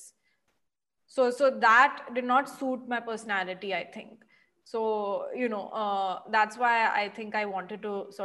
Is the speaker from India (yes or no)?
yes; Mumbai, Maharashtra, India; I'm from Bombay.